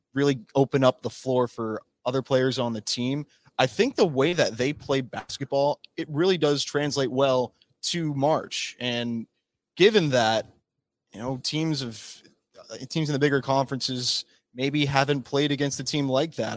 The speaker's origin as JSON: {"language": "English", "town": "Chicago", "region": "Illinois", "country": "United States", "tie": "born or raised there", "also_born_or_lived": "Berkeley, California", "moved": "as an adult", "said": "born and raised in Chicago, Illinois"}